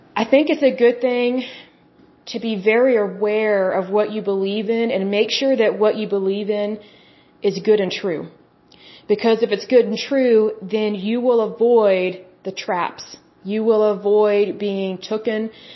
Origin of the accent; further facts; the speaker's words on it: Midwest, United States; I'm American